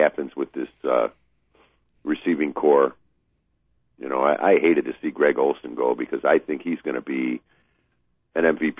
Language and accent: English; Chicago, Illinois, United States; Come on, I'm from Chicago.